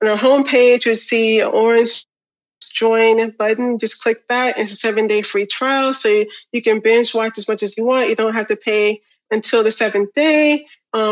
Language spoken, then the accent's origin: English; Illinois, United States; we're from Illinois